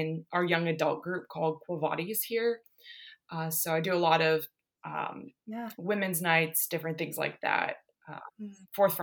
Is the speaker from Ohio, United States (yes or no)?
yes; Ohio, United States; I grew up in the Midwest, been in Ohio my whole life